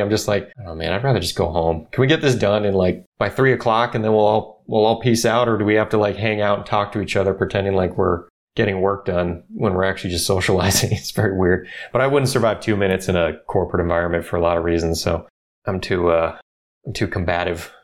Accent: Orange County, California, United States; I grew up here in Orange County. I've, I've been here forever

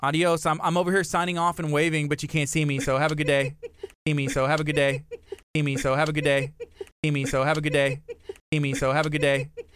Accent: Texas, United States; growing up in Texas

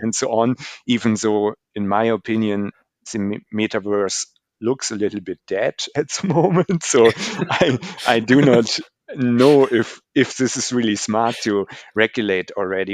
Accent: Germany; Germany especially. So in, in my home country

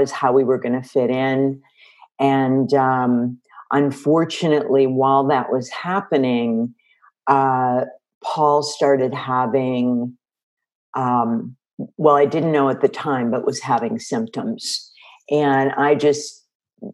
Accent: Chicago, Illinois, United States; moved away; I grew up in Chicago, and I came out here to pursue my dream of being a songwriter.

